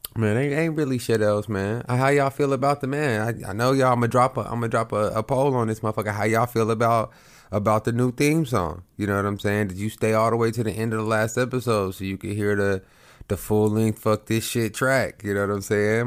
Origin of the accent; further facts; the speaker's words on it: Oklahoma, United States; moved away as an adult; now in Houston, United States; I'm from Oklahoma, right above Texas